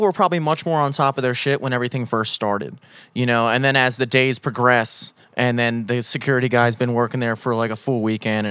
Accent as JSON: {"language": "English", "country": "United States", "said": "I'm American. I'm an American"}